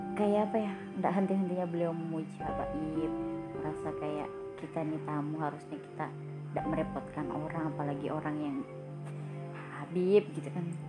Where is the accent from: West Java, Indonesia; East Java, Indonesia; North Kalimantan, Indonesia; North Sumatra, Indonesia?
North Kalimantan, Indonesia; aku dari Kaltara